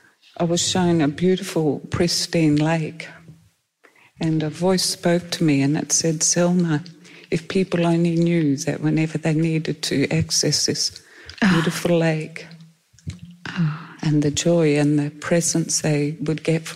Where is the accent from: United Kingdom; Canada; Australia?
Australia; Perth, Western Australia; because we came from Perth and they don't have floods over there.